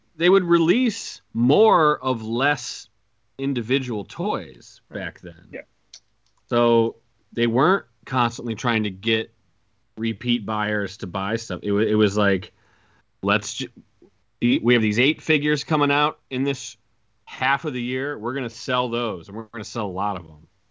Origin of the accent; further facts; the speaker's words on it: Iowa, United States; in my hometown, and I went to the Toys R Us R.I.P. Uh, in in in Iowa